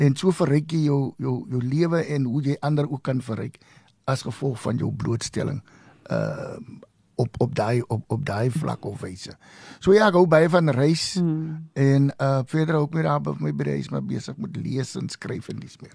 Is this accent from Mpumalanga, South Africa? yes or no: no; Oudtshoorn, Western Cape, South Africa; also born or lived in Vryburg, Northern Cape; daarna het ek groot geword en my hoërskoolopleiding in Oudtshoorn gekry